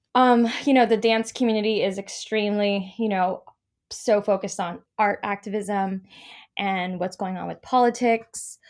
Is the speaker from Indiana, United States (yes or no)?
no; Los Angeles, California, United States; moved away as an adult; now in New York, United States; I'm from Los Angeles, and my teaching artistry began there